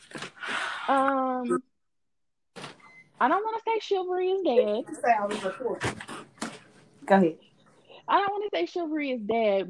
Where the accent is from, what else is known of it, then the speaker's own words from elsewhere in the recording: Gibsonville, North Carolina, United States; I'm from Elon/Gibsonville.